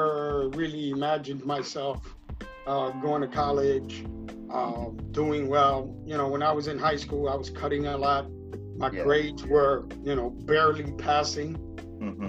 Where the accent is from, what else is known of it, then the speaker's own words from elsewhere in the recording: New York City, New York, United States; a kid who was growing up in Bushwick, Brooklyn